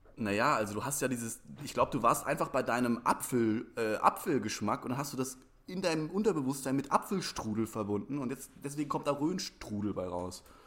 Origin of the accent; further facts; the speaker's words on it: Germany; Ich komme ja aus der Rhön oder aus der Nähe der Rhön